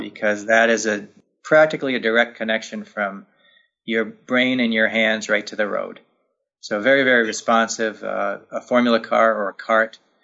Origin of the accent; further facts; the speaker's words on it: Poughkeepsie, New York, United States; my hometown in Poughkeepsie, New York